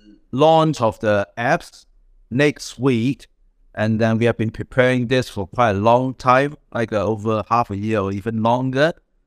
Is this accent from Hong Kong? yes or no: yes; Hong Kong; moved away as an adult; now in London, United Kingdom; I came from Hong Kong all the way. Before I moved from Hong Kong to London and studied in Cambridge, I worked on the healthcare and NGO for like 10 years